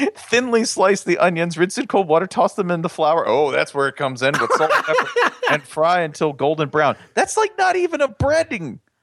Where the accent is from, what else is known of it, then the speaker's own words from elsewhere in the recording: the South, United States; I'm from the South.